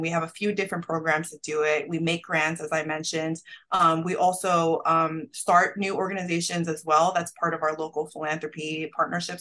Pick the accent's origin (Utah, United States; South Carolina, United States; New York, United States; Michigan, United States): New York, United States; I grew up in New York